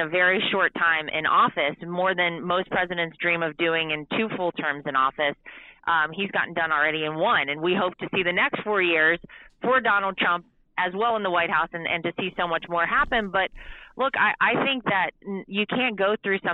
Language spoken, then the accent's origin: English; North Carolina, United States; moved away; I grew up in North Carolina. It's my home state.